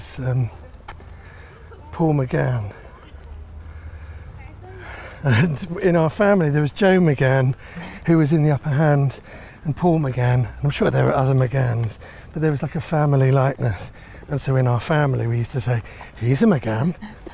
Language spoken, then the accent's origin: English; St Albans, East of England, United Kingdom; moved away as an adult; also born or lived in Finsbury Park, London; now in London, United Kingdom; I grew up in Finsbury Park, and we grew up until about 7 or 8, and then we moved to St Albans